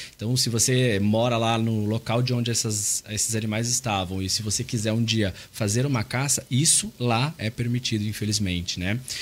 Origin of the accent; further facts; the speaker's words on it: São Paulo, Brazil; moved away as an adult; now in Curitiba, Brazil; eu vim de São Paulo, mas atualmente eu moro em Curitiba há nove anos.